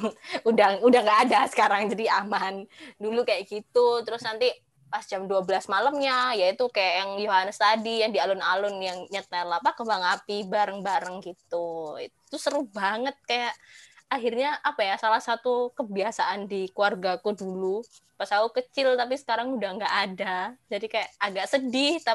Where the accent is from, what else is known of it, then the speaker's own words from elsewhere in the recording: Surabaya, East Java, Indonesia; aku kan dari Surabaya nih kebetulan. Nah, kalau di Surabaya dulu sih ya, dulu pas aku masih kecil sampai SMP, SMP, SD kelas 6 gitu